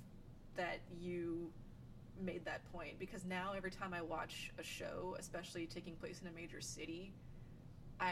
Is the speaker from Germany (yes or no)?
yes; Germany; moved away; I grew up in Germany